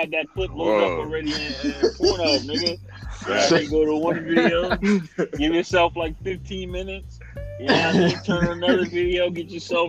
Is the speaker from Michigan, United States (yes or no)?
no; New York, United States; I'm from New York.